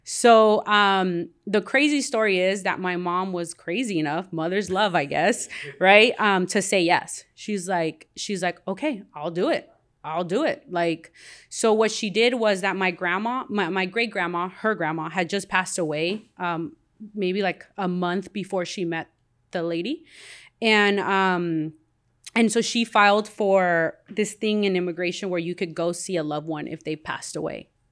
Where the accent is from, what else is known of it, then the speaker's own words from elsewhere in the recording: Compton, California, United States; also born or lived in Guatemala / Wilmington, California; I grew up here in Compton